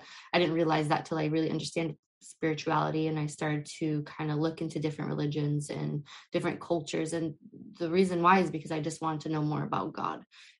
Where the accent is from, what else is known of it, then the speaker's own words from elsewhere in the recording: United States; I was born and raised in the US. I come from a Middle Eastern background and culture